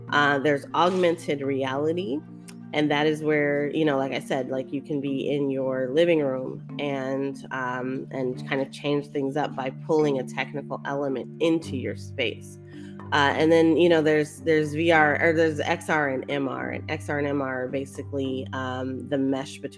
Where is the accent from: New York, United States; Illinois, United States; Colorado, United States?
Colorado, United States; born or raised there; also born or lived in East Coast of the US; now in East Coast, United States